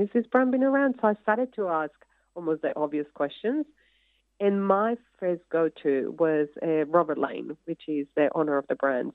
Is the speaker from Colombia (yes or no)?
yes; Colombia; English is a second language; moved away as an adult; now in Australia; you come from Colombia with a little bit of American kind of knowledge of English